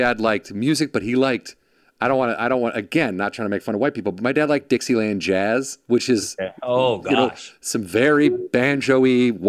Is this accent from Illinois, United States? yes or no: yes; Illinois, United States; I'm from Illinois.